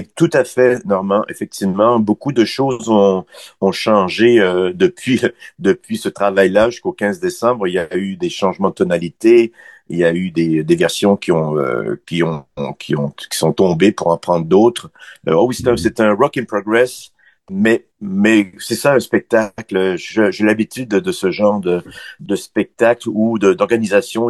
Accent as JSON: {"language": "French", "town": "Quebec City", "region": "Quebec", "country": "Canada", "also_born_or_lived": "Montreal", "moved": "as an adult", "said": "je, suis parti à Montréal en 84, moi je suis de Québec"}